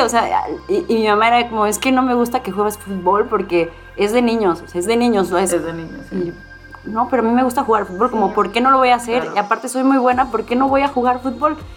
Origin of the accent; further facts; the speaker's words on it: Cuautla, Morelos, Mexico; yo crecí en Cuautla